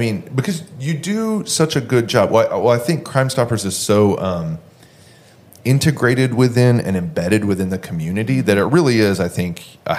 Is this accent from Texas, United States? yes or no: yes; Houston, Texas, United States; I'm from Houston. Uh-huh. I'm a Houston native, originally from here.